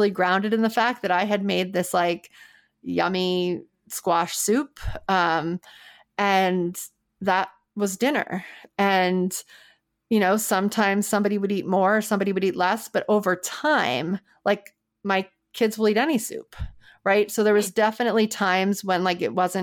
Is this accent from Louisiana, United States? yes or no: yes; New Orleans, Louisiana, United States; moved away; I'm from New Orleans, and in New Orleans every Monday we had red beans and rice